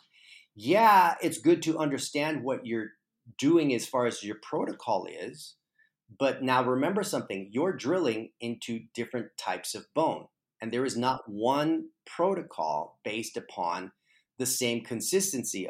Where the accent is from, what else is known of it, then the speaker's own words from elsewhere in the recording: Texas, United States; moved away; also born or lived in Arizona; I'm originally from Texas, and so I was living in Arizona for the last 18 years